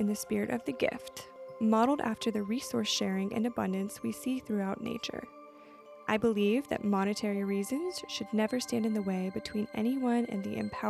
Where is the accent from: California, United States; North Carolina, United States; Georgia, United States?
North Carolina, United States; now in Hawaii, United States; I'm from North Carolina.